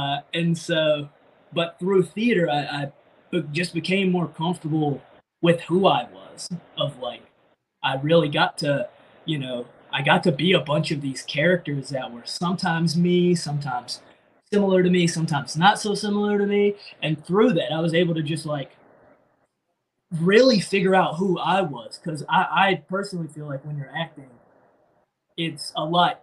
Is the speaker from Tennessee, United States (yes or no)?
no; North Carolina, United States; moved away as an adult; also born or lived in Philadelphia, Pennsylvania; now in Pennsylvania, United States; I'm from North Carolina.